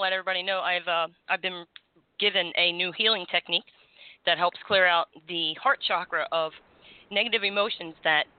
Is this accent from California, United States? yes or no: no; Florida, United States; as Floridians